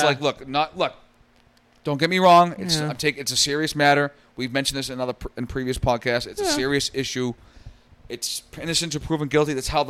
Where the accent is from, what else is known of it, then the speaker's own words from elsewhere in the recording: North Shore, Massachusetts, United States; in the state of Massachusetts, where we're from